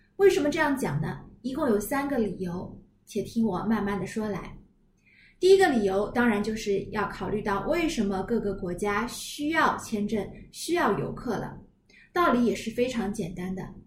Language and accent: Chinese; China